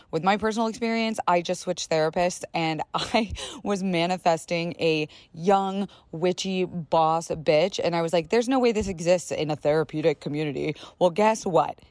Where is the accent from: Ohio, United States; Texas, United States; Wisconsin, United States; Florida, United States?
Florida, United States; I was raised in Florida